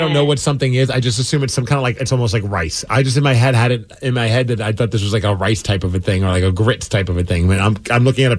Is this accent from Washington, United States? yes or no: yes; Tukwila, Washington, United States; Yeah, I am from Tukwila.